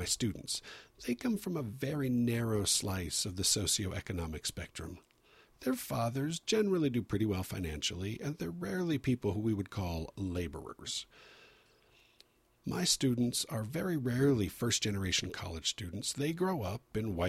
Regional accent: San Diego, California, United States; I grew up in San Diego, where the weather is always beautiful.

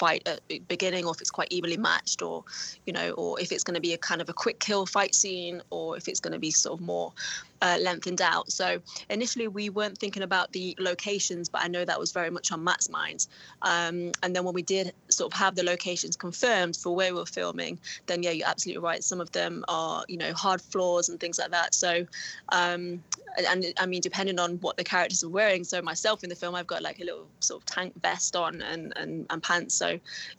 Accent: Nottingham, East Midlands, United Kingdom; the Nottingham Caves and the underground system in my hometown

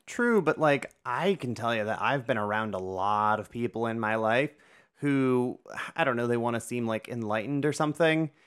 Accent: Northeast Ohio, United States; born and raised in Northeast Ohio like I was

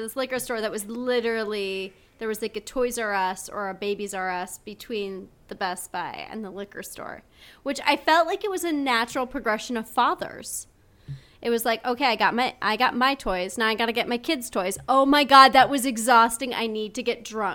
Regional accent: Montana, United States; moved away; We grew up in Montana.

